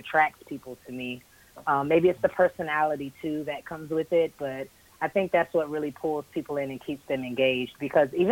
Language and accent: English; Jacksonville, Florida, United States; moved away as an adult; also born or lived in Tampa, Florida; now in Atlanta, United States; originally I'm from Jacksonville, Florida, born and raised.